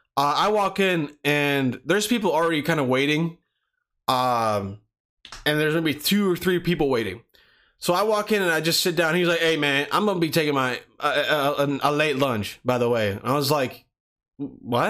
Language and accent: English; Pennsylvania, United States; I was growing up in Pennsylvania